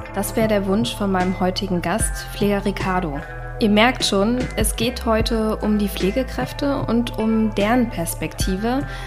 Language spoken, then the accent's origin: German; Berlin, Germany; ich bin ja selber Berlinerin